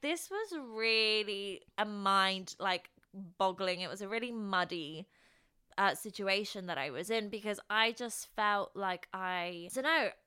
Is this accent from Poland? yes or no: yes; Poland; moved away; I grew up in Poland